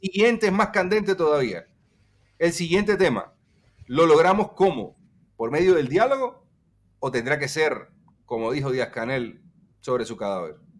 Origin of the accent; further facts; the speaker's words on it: Cuba; moved away; also born or lived in Guatemala; cuando yo me fui a Guatemala, la opinión que había eh, en Cuba